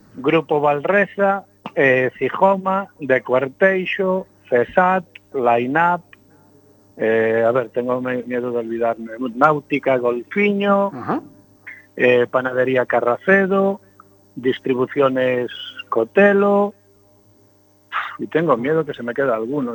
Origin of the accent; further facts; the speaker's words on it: Caión, Galicia, Spain; Mariscos Marenor, que es de mi pueblo, de Cayón